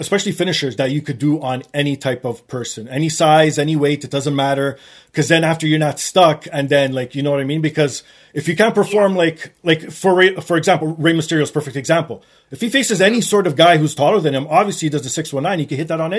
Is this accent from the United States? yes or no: no; Canada; being Canadian